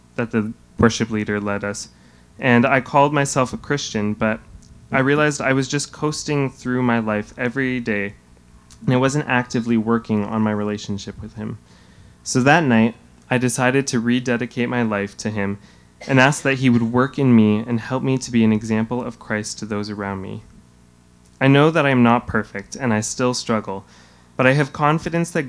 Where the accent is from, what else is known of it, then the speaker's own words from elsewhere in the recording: Hamilton, Ontario, Canada; I was born and raised in Hamilton